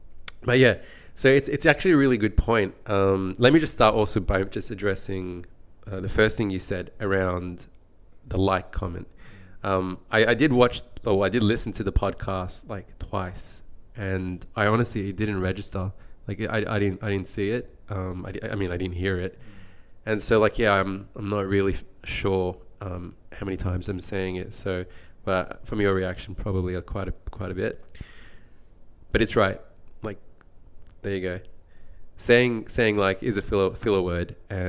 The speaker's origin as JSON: {"language": "English", "country": "Australia", "said": "I have been told many times, in fact, that I don't sound very Australian and that my accent comes more across as a very neutral accent."}